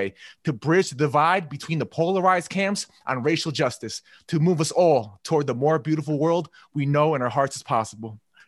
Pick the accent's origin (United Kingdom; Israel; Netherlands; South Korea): South Korea; Like, I know I'm Korean, but I'm actually terrible at StarCraft.